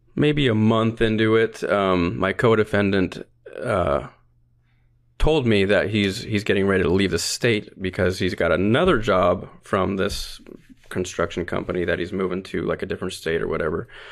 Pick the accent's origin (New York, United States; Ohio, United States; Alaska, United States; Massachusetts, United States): Alaska, United States; North Pole; I was born and raised in North Pole, Alaska